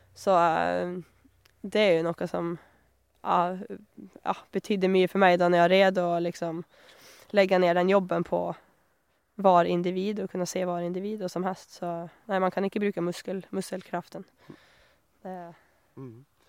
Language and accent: Norwegian; southern Sweden, Sweden; Norwegian is a second language; moved away as an adult; also born or lived in Australia; now in Honningsvåg, Norway; det var jo ikke noe snø hjemme i Sør-Sverige